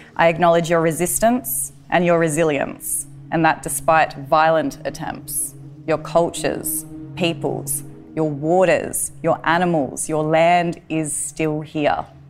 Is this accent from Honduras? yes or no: no; Tanami Desert, Northern Territory, Australia; I'm a Walbury woman from the Tanami Desert.